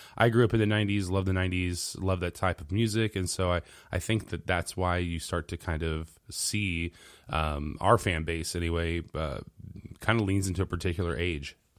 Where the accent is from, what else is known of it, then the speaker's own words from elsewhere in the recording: Central Illinois, United States; I'm a musician from Central Illinois